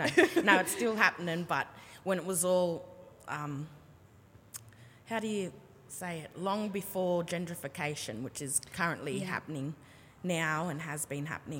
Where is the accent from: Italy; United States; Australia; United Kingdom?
Australia; Sydney, New South Wales; growing up in Redfern